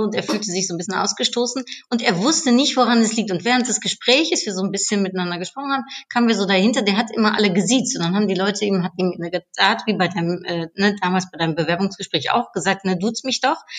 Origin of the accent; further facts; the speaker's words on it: Netherlands; now in Germany; ich Niederländerin in Deutschland bin